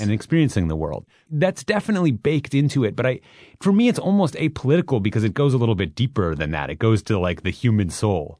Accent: Minneapolis, Minnesota, United States; moved away; I grew up in Minneapolis, Minnesota

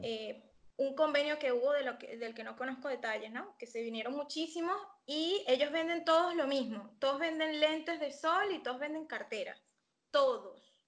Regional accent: San Antonio de los Altos, Miranda, Venezuela; moved away as an adult; also born or lived in Caracas; now in Argentina; yo soy venezolana, soy de Caracas. Eh, crecí en San Antonio de los Altos, cerca de Caracas, pero no es Caracas

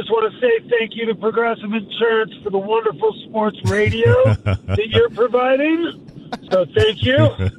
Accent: San Francisco, California, United States; also born or lived in Bath, Maine; So I grew up in San Francisco. I'm a third generation native. I live in Lake Tahoe now. But when I was in high school, I got shipped back east to boarding school.

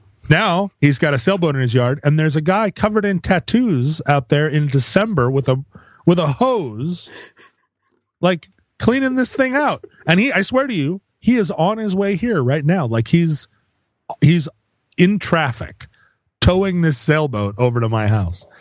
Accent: Alaska, United States; growing up in Alaska

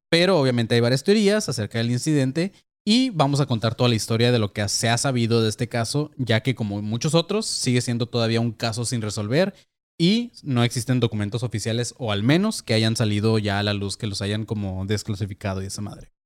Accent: Mexico; la gente que somos de México

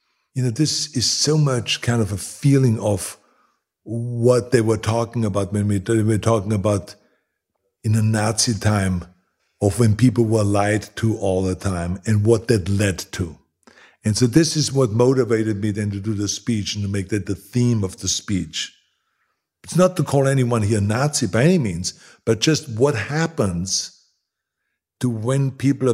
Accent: Austria; moved away as an adult; now in Los Angeles, United States; I grew up in Austria

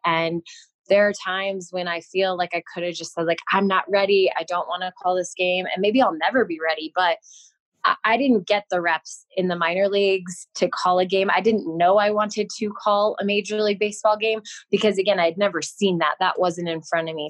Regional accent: Denver, Colorado, United States; moved away; also born or lived in Los Angeles / San Diego; growing up in Denver, obviously we had the Rockies on TV

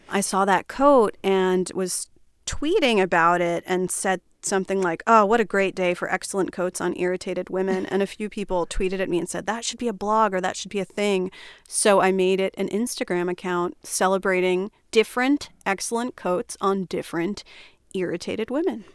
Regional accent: Flemington, New Jersey, United States; I grew up in a small town in New Jersey called Flemington

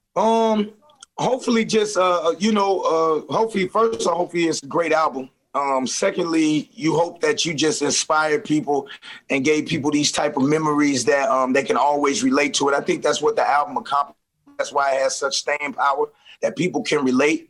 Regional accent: St. Louis, Missouri, United States; I'm from St. Louis

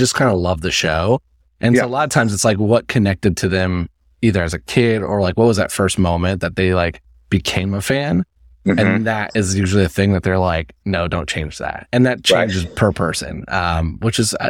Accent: Indianapolis, Indiana, United States; moved away as an adult; now in New York, United States; Like I'm from Indiana. Like I'm not from a small town. Like I'm from Indianapolis

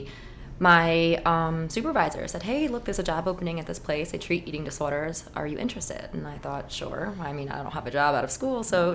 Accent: New York, United States; also born or lived in Miami, Florida; I born and raised in New York

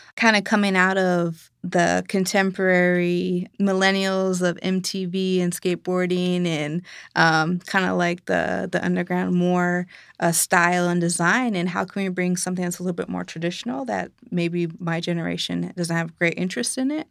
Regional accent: United States; Being Lakota or Dakota or being Native American in general

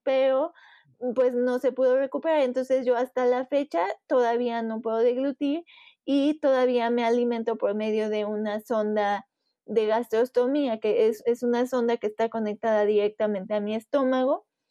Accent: Puebla, Mexico; soy de Puebla, México

